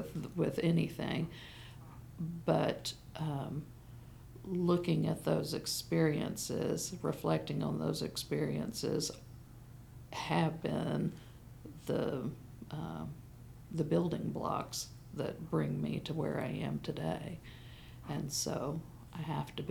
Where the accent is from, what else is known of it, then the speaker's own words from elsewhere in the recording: Tampa, Florida, United States; my life growing up in Tampa, Florida, at Lewis Memorial Cumberland Presbyterian Church